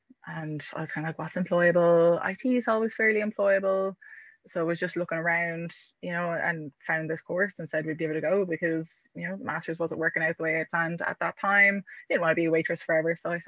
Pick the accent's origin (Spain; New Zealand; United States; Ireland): Ireland; Limerick, Munster; I'm living in Limerick, born and raised here, moved away for a couple of years, but have since returned.